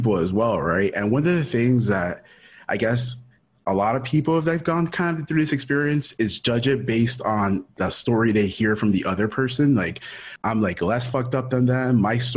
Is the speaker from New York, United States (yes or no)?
no; Miami, Florida, United States; also born or lived in Ecuador; born in Ecuador, raised in Miami. I came to the U.S. when I was in 89. I must have been three-ish or so. So lived in Miami my whole life